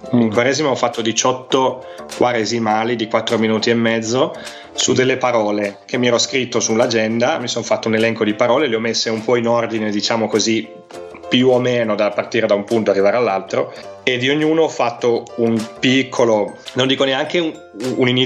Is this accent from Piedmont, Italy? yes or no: yes; Piedmont, Italy; accent: Piedmontese; io sono un piemontese, quindi ho la cantilena, allungo le, le vocali, allungo le finali.